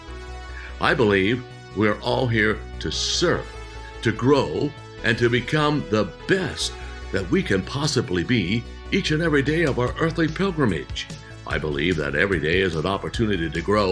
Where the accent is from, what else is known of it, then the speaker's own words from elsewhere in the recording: United States; I'm an American citizen. I was born right here. In fact, I can sit here in my backyard and look about 200 yards from here into the bedroom window that I was born